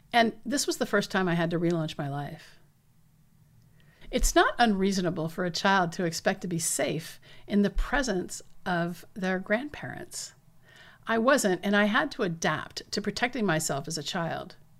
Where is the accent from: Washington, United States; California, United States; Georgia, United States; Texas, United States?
Washington, United States; southeastern Washington State, United States; As late as nineteen forty-three, my hometown still had only two hundred forty-seven residents